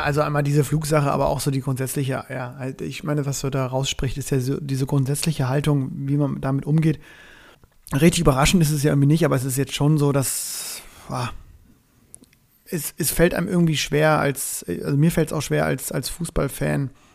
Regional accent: Northern Germany, Germany; now in Cologne, Germany; als ich als Norddeutscher

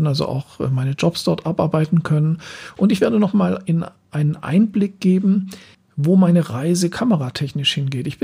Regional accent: Southern Germany, Germany; now in Berlin, Germany; Zeit von zwei Jahren hier in Berlin, wo ich hauptsächlich von Aufträgen aus dem Süden Deutschlands, wo ich herkomme, ähm, gelebt habe.

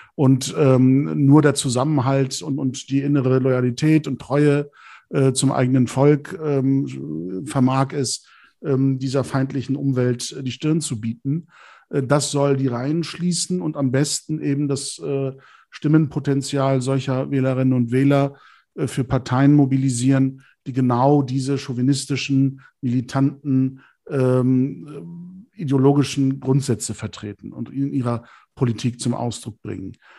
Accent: Germany; moved away as an adult; also born or lived in Turkey; ich bin eben auch Deutsch. Also ich habe eine türkische Seite meiner Identität und eine deutsche Seite

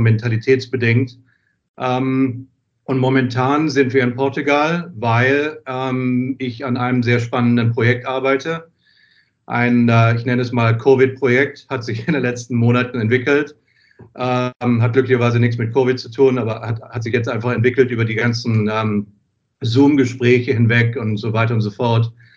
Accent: Wiesbaden, Hesse, Germany; moved away as an adult; also born or lived in England / Paris; now in New York, United States; ich bin zwar in England geboren, aber nach wenigen Jahren, es war nicht meine Entscheidung, ähm, äh, wurden die Koffer gepackt und, und man zog um nach Wiesbaden. Und äh, ja, und da bin ich aufgewachsen

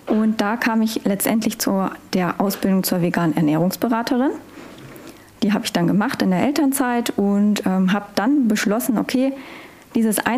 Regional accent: Northern Germany, Germany; Ich komme ja aus Norddeutschland. Ich äh, uns wird ja immer so eine gewisse Art von Humor unterstellt.

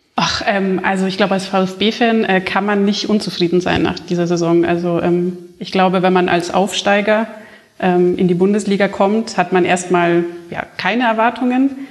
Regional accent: Bavaria, Germany; ich ja nicht aus der Gegend, also ich bin ja äh, hier in Bayern aufgewachsen

